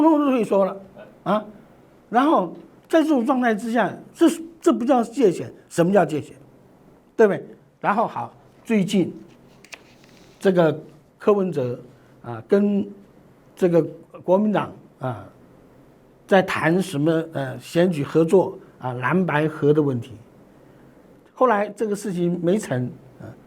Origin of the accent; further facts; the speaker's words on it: Taiwan; 我们台湾人